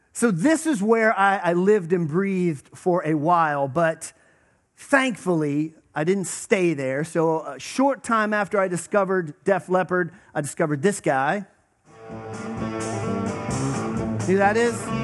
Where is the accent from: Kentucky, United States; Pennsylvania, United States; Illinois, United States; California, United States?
Pennsylvania, United States; Western; I grew up in Western Pennsylvania